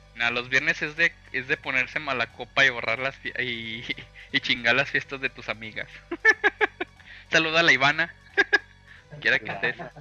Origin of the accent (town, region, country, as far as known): Mexico